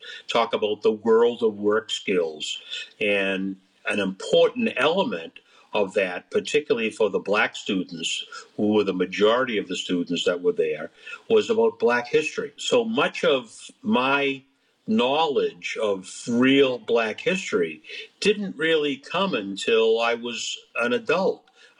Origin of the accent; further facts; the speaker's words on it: Malden, Massachusetts, United States; I'm here from the Boston area. They wouldn't know about Malden. They'd only know that I was from Boston area.